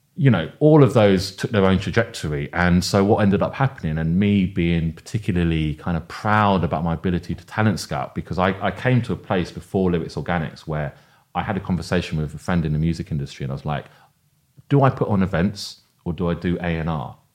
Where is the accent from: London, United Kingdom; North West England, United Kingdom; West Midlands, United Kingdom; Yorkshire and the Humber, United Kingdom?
London, United Kingdom; I see my identity very much as rooted in, uh, a, as a Londoner